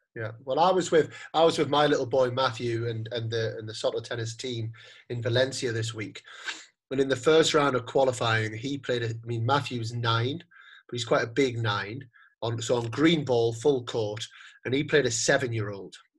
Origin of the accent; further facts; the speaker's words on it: United Kingdom; moved away as an adult; now in Spain; being a British person who has lived in Spain for ten years